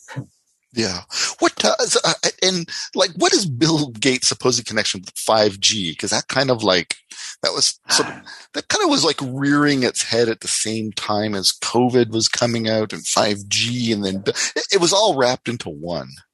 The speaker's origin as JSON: {"language": "English", "country": "Canada"}